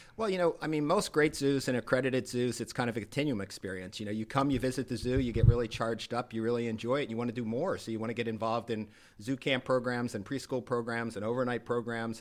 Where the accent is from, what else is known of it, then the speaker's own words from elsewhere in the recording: Rhode Island, United States; moved away as an adult; now in Naples, United States; I am a Rhode Islander